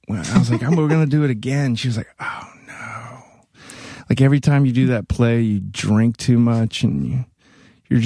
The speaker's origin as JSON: {"language": "English", "region": "Mississippi", "country": "United States", "tie": "born or raised there", "also_born_or_lived": "Gainesville, Florida / Evansville, Indiana / New York", "moved": "as an adult", "lives_now": "Los Angeles, United States", "said": "I'm from Mississippi originally. I grew up in Gainesville, Florida, and then moved to Mississippi when I was 10. And then I was there till I was, I guess, 20"}